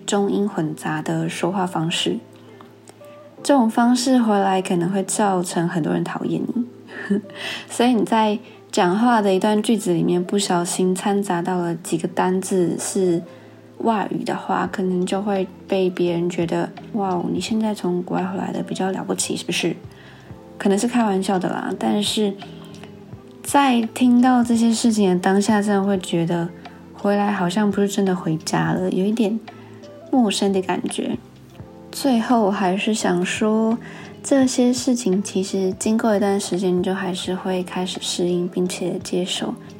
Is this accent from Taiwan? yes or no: yes; Taiwan; 在台湾生活的时候